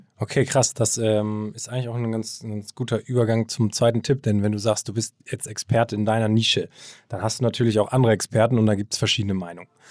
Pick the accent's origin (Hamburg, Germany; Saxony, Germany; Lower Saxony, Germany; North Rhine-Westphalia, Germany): Hamburg, Germany; also born or lived in Kiel; ich bin ähm, gebürtiger Hamburger, bin hier aufgewachsen, äh, zur Schule gegangen